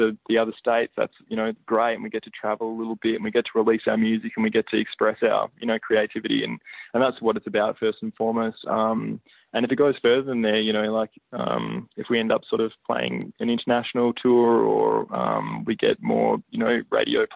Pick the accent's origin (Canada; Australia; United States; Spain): Australia; Hobart, Tasmania; we're a small band and because we're from Hobart